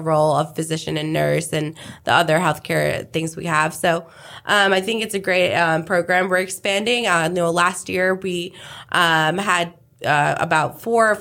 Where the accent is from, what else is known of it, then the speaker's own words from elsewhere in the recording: India; now in Houston, United States; I'm originally from India